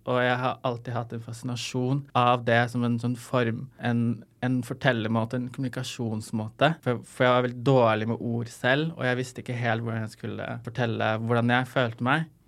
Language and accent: Norwegian; Lebanon; now in Norway; jeg kommer fra Libanon